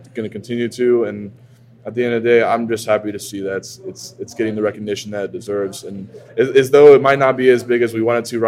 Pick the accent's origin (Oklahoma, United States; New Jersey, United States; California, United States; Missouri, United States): Oklahoma, United States; being an American growing up in the state of Oklahoma